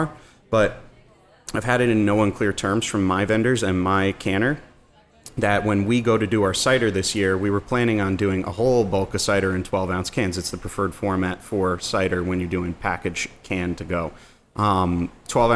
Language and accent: English; New Rochelle, New York, United States; New Rose, my hometown. This is where I grew up